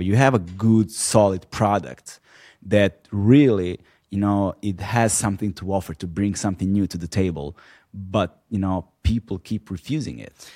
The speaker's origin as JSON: {"language": "English", "country": "Serbia", "tie": "born or raised there", "moved": "as an adult", "said": "I was born and raised in Serbia until in until my early twenties"}